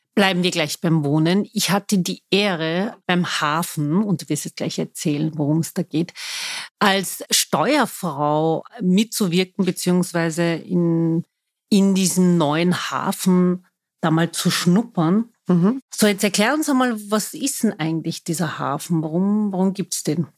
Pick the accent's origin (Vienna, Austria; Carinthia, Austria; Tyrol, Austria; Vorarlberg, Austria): Vienna, Austria; Ich bin waschechte Wienerin, das behaupte ich zumindest. Viele sehen das nicht so. Ich bin hier geboren, lebe mitten im Dritten